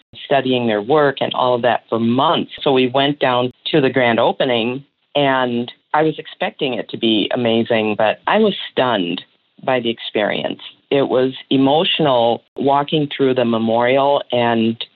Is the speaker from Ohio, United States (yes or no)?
no; Connecticut, United States; moved away; also born or lived in Midwest; as a child of the North, I grew up in Connecticut and then my family moved to the Midwest.